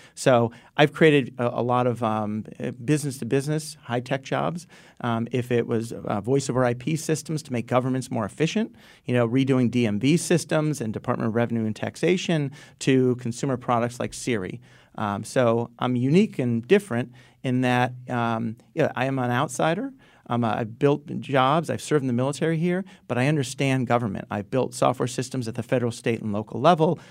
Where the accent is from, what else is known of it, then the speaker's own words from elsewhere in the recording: Stamford, Connecticut, United States; also born or lived in Enfield, Connecticut / Groton, Connecticut; I grew up in Stanford